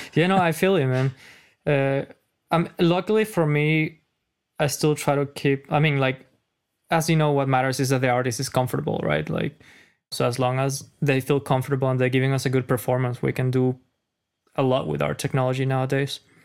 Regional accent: Caracas, Capital District, Venezuela; English is a second language; moved away as an adult; now in United States; I'm a foreigner, as you know. If you guys didn't notice my accent, I'm from Caracas

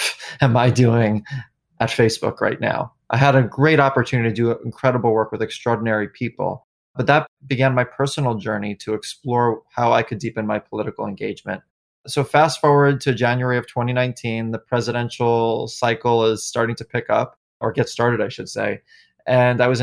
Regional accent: New York City, New York, United States; moved away; moving back to New York, my hometown

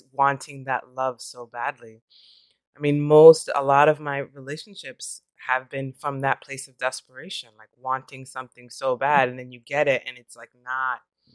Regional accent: New York, United States; now in California, United States; I'm from New York

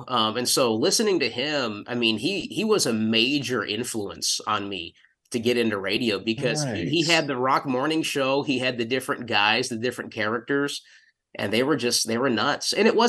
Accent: El Paso, Texas, United States; Buzz Adams and the KLAQ morning show growing up in El Paso.

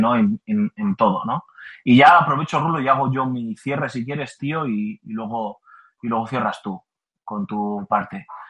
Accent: Basque Country, Spain; yo como buen vasco que soy

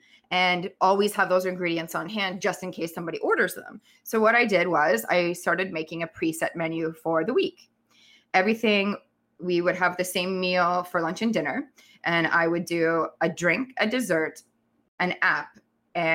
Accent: Canada; moved away as an adult; also born or lived in Thailand

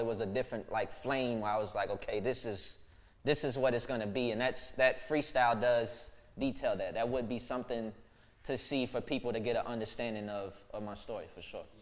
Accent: Dallas, Texas, United States; my childhood, um, growing up in Pleasant Grove

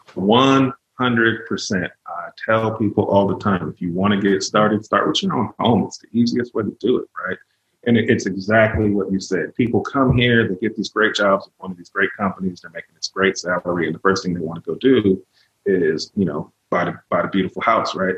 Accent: California, United States; moved away as an adult; also born or lived in Virginia; now in Northwest Arkansas, United States; I was born and raised in California.

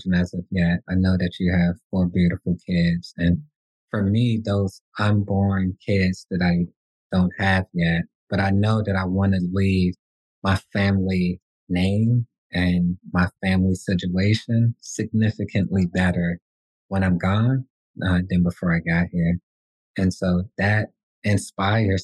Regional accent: Washington, District of Columbia, United States; I'm from Washington, D.C.

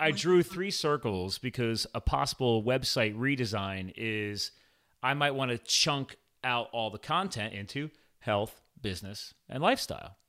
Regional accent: East Coast, United States; moved away; I'm from the East Coast

